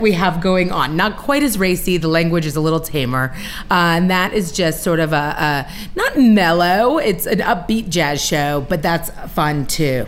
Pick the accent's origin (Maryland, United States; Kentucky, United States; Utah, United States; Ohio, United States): Maryland, United States; White Oak; I grew up in White Oak, just sort of uh, about a couple miles up Colesville Road here. And so I'm from this area